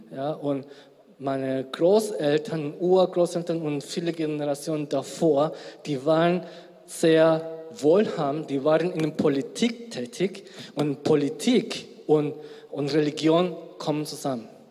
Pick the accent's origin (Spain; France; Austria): Spain; also born or lived in South Korea; now in Germany; ursprünglich aus Südkorea, gebürtiger Spanier